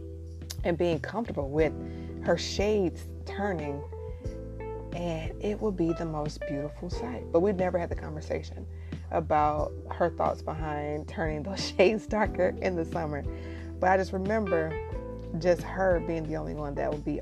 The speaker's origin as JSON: {"language": "English", "region": "Midwest", "country": "United States", "tie": "born or raised there", "said": "growing up in the Midwest"}